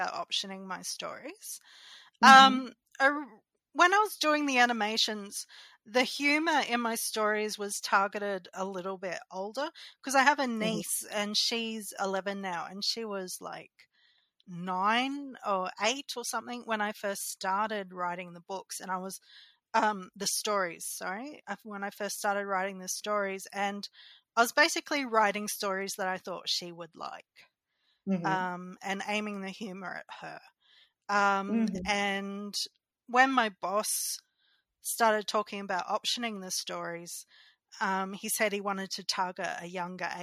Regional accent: regional Queensland, Australia; moved away; I was in my hometown in regional Queensland

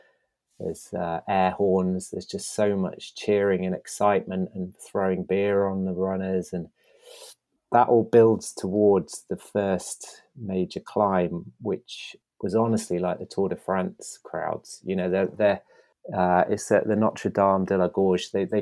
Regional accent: East Midlands, United Kingdom; I haven't even hit a mountain yet, and I'm coming from Lincolnshire. I should also be used to flatlands

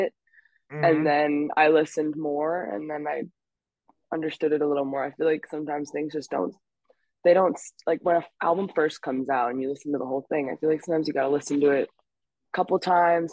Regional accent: New York City, New York, United States; I grew up in the West Village in New York, and there's a street that I grew up on, Jane Street

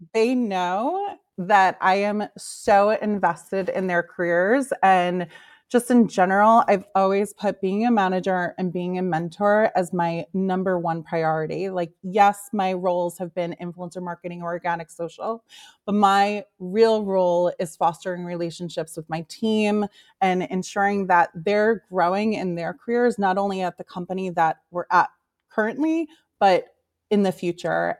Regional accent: New York, United States; now in Los Angeles, United States; born and raised in New York, currently living

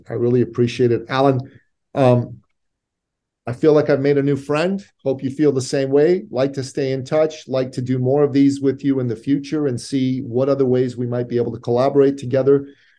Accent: Iran; moved away; So I'm originally an immigrant from the Middle East. I'm a Christian from Iran. And my family left Iran in 1980, a year and a bit after the Islamic Revolution took place.

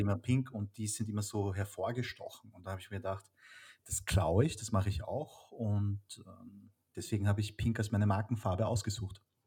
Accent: Vienna, Austria; ich bin in Wien geboren und aufgewachsen

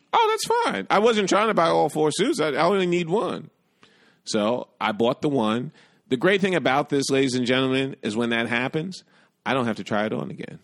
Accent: New York City, New York, United States; also born or lived in Bronx / Brooklyn; I grew up in Manhattan, did a stint in the Bronx, and I currently live in Brooklyn

